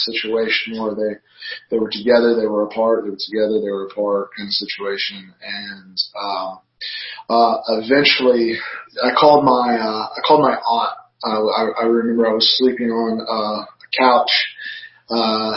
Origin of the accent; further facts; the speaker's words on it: Georgia, United States; now in Virginia, United States; I'm originally a Georgia boy